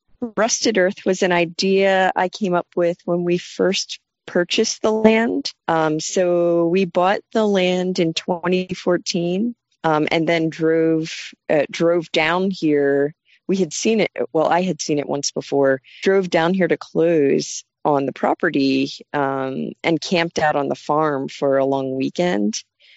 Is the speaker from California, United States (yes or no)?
no; Phoenixville, Pennsylvania, United States; moved away as an adult; now in North Carolina, United States; My husband and I moved down here from Phoenixville, Pennsylvania, which is just outside of Philadelphia, in 2015. Before starting the farm, I moved around a lot in the U.S. and other countries, but I am originally from Phoenixville, Pennsylvania.